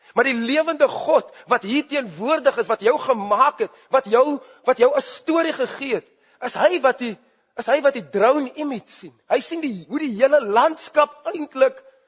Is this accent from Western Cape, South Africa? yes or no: yes; Grabouw, Western Cape, South Africa; Ek het groot geword in Grabouw